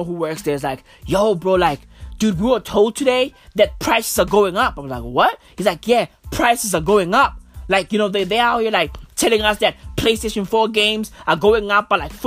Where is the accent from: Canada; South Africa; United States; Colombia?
South Africa; Johannesburg, Gauteng; I was born and raised in Joburg